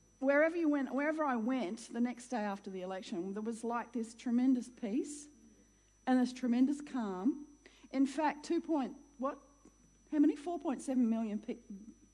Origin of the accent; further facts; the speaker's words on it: Queensland, Australia; I'm a Queenslander